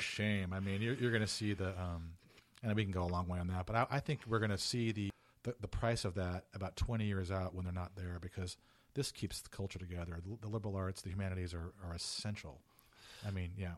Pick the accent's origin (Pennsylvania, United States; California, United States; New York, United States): California, United States; Fullerton; moved away as an adult; also born or lived in San Mateo, California; now in Chicago, United States; I was born in, in San Mateo, but I was raised in Orange County, Full, Fullerton, California